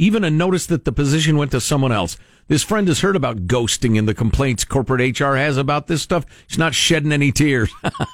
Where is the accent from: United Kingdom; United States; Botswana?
United States; Midwest; I come from the Midwest